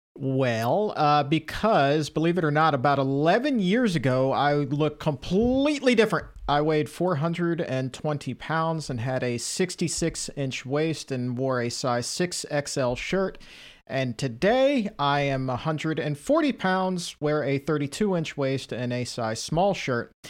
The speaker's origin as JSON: {"language": "English", "town": "Norfolk", "region": "Virginia", "country": "United States", "tie": "born or raised there", "said": "growing up in Southern Virginia, in the Tidewater area, Norfolk, Virginia"}